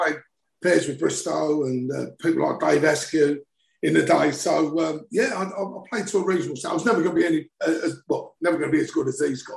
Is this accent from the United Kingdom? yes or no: yes; South Ockendon, East of England, United Kingdom; I was born in Essex